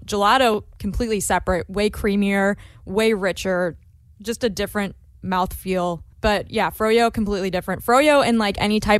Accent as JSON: {"language": "English", "region": "Midwest", "country": "United States", "said": "I'm from the Midwest, so I'm neither Southern nor East Coast"}